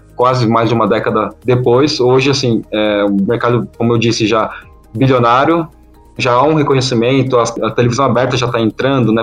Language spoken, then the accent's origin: Portuguese; São Paulo, Brazil; eu sou de São Paulo